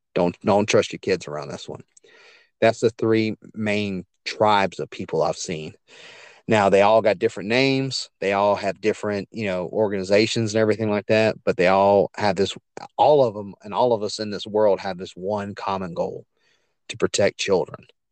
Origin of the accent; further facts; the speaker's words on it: Hammond, Louisiana, United States; now in Livingston Parish, United States; I grew up in a town called Hammond, Louisiana, about forty miles east of Baton Rouge